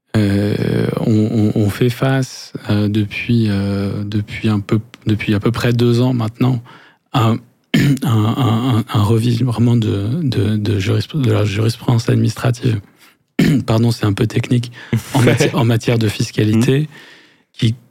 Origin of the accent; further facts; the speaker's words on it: France; accent: French; nos accents français